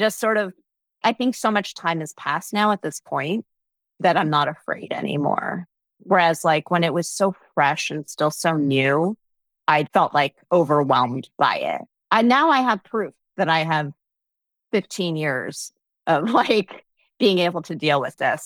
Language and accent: English; New Jersey, United States; I'm from New Jersey